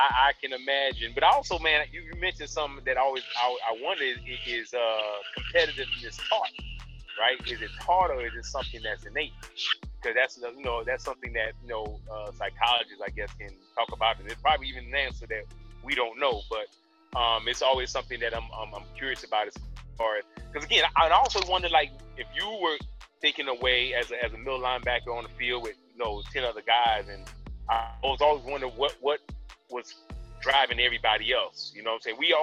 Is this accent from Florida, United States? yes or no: yes; Florida, United States; now in Tennessee, United States; I'm from Florida